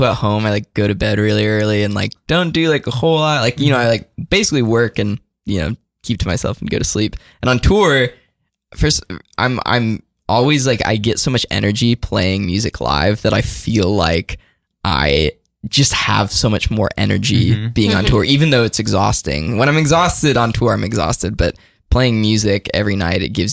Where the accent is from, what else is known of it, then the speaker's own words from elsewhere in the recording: Midwest, United States; Being from the Midwest